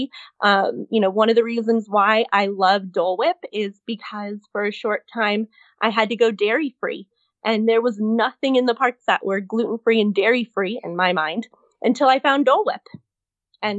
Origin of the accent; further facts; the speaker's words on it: Miami, Florida, United States; I grew up in South Florida